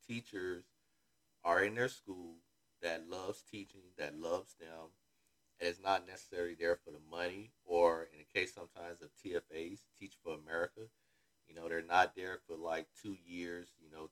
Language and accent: English; Florida, United States; I'm from Florida